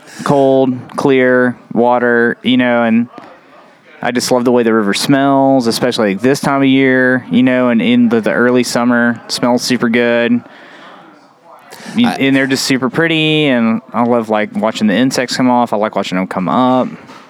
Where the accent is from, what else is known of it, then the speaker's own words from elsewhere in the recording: Bryson City, North Carolina, United States; I like smallmouth fishing a lot because I grew up doing both in Bryson City, yeah.